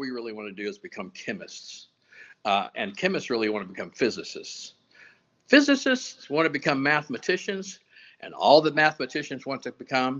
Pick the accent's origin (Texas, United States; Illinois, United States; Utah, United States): Texas, United States; West; I grew up on ranches and farms out in the oil fields of Deep West Texas